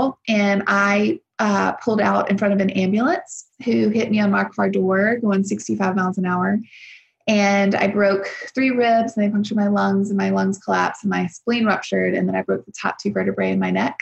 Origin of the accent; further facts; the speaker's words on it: South Louisiana, United States; moved away as an adult; also born or lived in Nashville; I grew up in South Louisiana on a farm